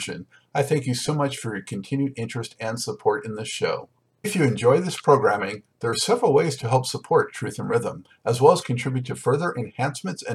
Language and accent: English; Los Angeles, California, United States; now in North Carolina, United States; I'm originally from Los Angeles, but been out here for a while